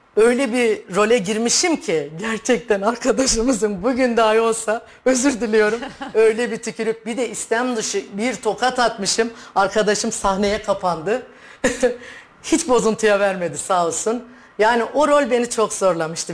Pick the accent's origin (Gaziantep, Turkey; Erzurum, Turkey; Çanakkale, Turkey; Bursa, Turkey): Gaziantep, Turkey; moved away as an adult; also born or lived in Istanbul; now in Kayseri, Turkey; Gaziantep doğumluyum. Hı hı. İlk orta ve lise tahsilimi Gaziantep'te tamamladım.